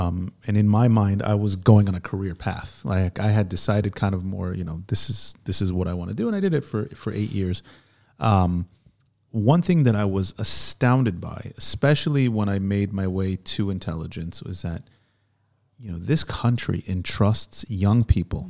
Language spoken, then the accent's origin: English; United States; now in Israel; I grew up in America with an Israeli